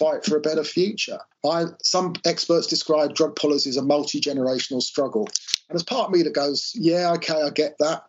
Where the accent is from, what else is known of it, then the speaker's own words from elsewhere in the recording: Bath, South West England, United Kingdom; my hometown of Bath